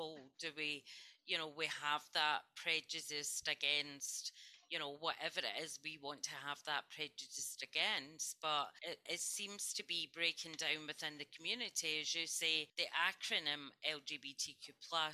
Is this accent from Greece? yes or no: no; Scotland, United Kingdom; growing up in Scotland